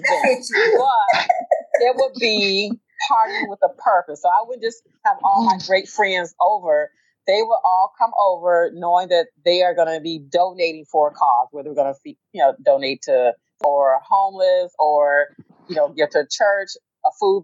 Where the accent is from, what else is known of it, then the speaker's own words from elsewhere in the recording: Detroit, Michigan, United States; I am from Detroit, Michigan